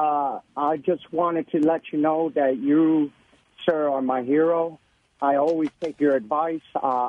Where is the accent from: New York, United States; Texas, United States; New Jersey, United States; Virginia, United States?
New Jersey, United States; Newark; I'm a 28-year-old Puerto Rican, and I grew up in Newark, New Jersey all my life.